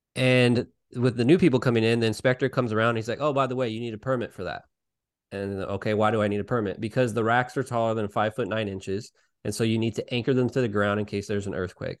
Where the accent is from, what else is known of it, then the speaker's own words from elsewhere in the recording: Salinas, California, United States; I worked for a hydroponic store here in my, my hometown of Salinas